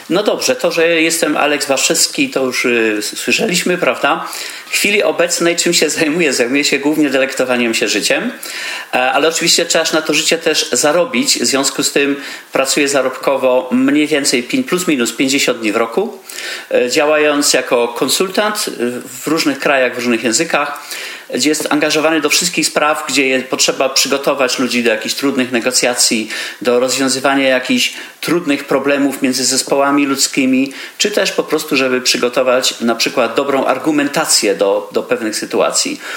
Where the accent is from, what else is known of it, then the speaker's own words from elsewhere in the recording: Poland; moved away as an adult; also born or lived in Vienna, Austria; wyjechałem z Polski, jako taki ciemny chłopaczek